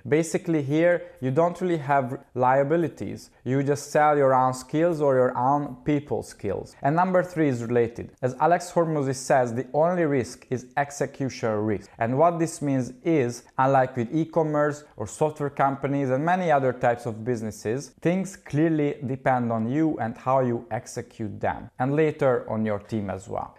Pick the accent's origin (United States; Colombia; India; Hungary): Hungary; I studied geology for six years in my home country in Hungary, Budapest